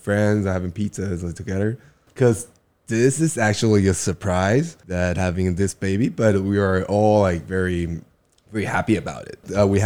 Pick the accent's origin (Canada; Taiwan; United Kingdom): Taiwan; moved away as an adult; also born or lived in New Jersey; I was born in Taiwan, and I went to stay in having my college in New Jersey. So I went to Rutgers, finished my college, moved back to Taiwan